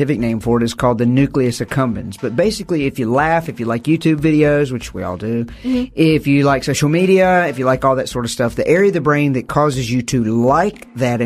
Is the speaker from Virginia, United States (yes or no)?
yes; Virginia, United States; I'm from the United States, from the South